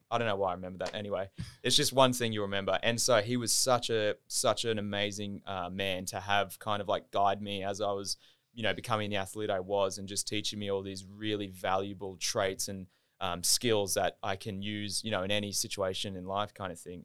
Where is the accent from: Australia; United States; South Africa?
Australia; Gold Coast, Queensland; also born or lived in Southport, Queensland; now in Brisbane, Australia; born in Southport, raised in Burley